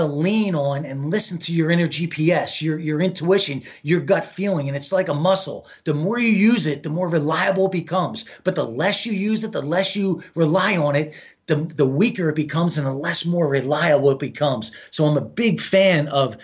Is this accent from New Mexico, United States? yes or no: no; New Jersey, United States; I'm from the East Coast. I'm from Jersey